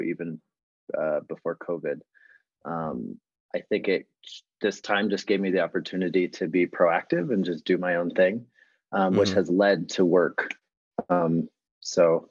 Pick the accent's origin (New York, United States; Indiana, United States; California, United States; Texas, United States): California, United States; Los Angeles; We grew up in Los Angeles